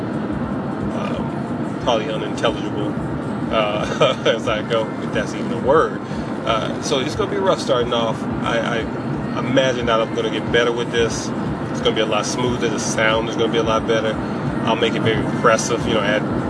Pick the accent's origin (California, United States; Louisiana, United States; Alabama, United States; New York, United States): Alabama, United States; also born or lived in Seattle, Washington; now in Seattle area, Washington, United States; I'm living in Washington. I'm originally from Alabama